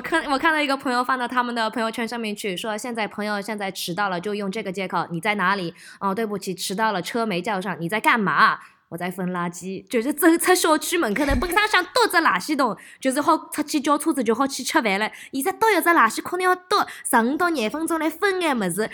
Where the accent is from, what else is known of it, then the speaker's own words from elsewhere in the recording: Melbourne, Victoria, Australia; moved away; also born or lived in Shanghai; 我又回到我的老家，在墨尔本拍戏